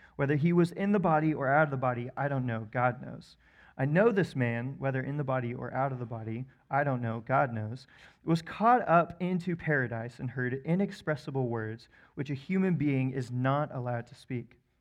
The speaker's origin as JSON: {"language": "English", "town": "Wichita", "region": "Kansas", "country": "United States", "tie": "born or raised there", "said": "I grew up actually in Wichita, Kansas"}